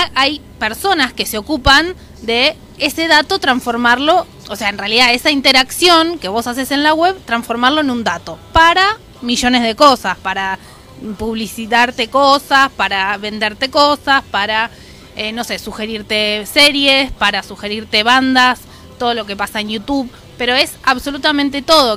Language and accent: Spanish; Argentina